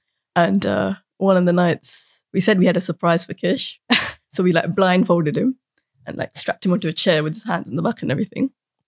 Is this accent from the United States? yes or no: no; Croydon, London, United Kingdom